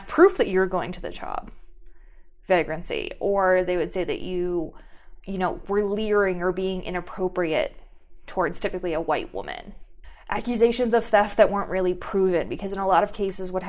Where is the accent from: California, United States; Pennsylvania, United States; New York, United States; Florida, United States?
Pennsylvania, United States; Pittsburgh; I'm from Pittsburgh